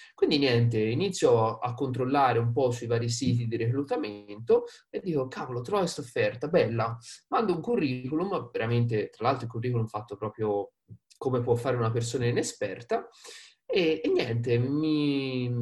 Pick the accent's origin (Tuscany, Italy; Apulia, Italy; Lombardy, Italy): Tuscany, Italy; Prato; accent: Tuscan; vengo da Prato. Prato, diciamo, vicino Firenze, quindi Toscana, come magari avrete sentito dall'accento